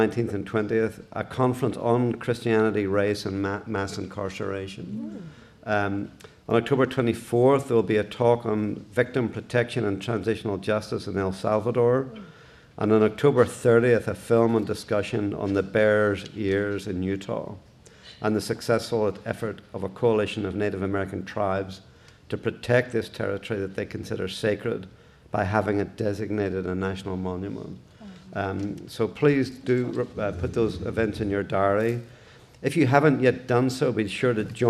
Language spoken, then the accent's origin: English; Belfast, Northern Ireland, United Kingdom; growing up in Belfast when things really started to deteriorate in the late 1960s, early 1970s